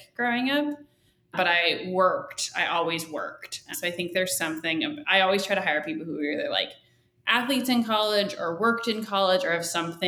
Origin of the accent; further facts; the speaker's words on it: Phoenix, Arizona, United States; I grew up in Phoenix and it's really hot there.